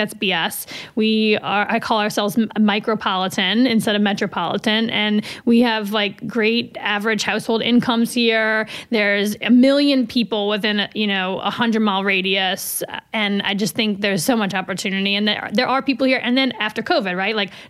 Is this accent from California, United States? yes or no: no; New Orleans, Louisiana, United States; now in Albany, United States; I'm originally from New Orleans